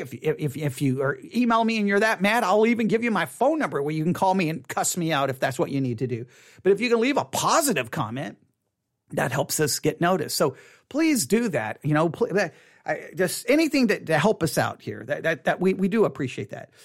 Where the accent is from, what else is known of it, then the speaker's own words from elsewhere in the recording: United States; as an American